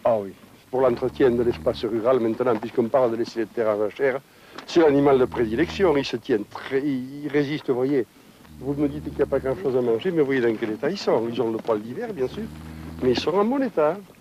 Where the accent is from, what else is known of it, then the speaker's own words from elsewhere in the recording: Saubusse, Nouvelle-Aquitaine, France; je suis né à Sobus. Mon père est né à Sobus